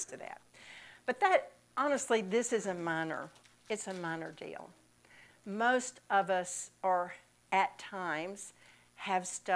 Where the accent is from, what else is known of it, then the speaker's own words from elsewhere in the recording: Mississippi, United States; moved away; I'm from Mississippi